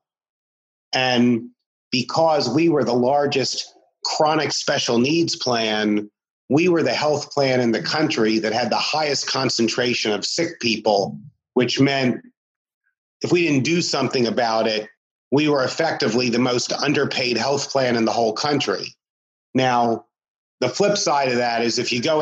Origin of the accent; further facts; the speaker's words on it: Maryland, United States; I'm from Maryland